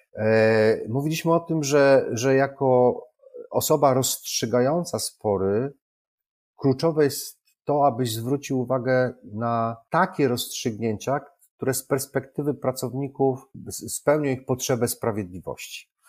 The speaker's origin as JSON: {"language": "Polish", "town": "Wrocław", "region": "Lower Silesian Voivodeship", "country": "Poland", "said": "Jestem z Wrocławia"}